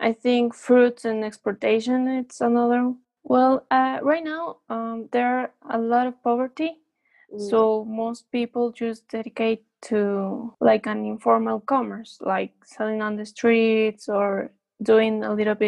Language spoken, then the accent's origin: English; Quito, Pichincha, Ecuador; I've studied here in Ecuador. I was born in Quito, Ecuador, which is the capital city.